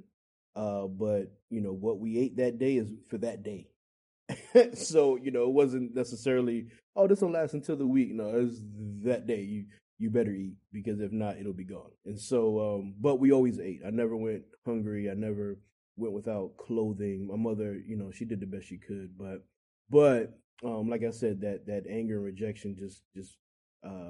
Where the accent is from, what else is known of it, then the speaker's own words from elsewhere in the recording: Englewood, New Jersey, United States; moved away as an adult; also born or lived in Texas; now in Virginia, United States; I grew up in Englewood, Teaneck, and Hackensack